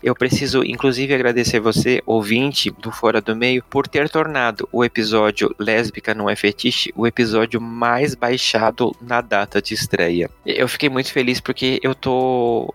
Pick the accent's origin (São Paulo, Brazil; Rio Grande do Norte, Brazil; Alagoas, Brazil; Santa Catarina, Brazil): Santa Catarina, Brazil; Blumenau; minha cidade natal, Blumenau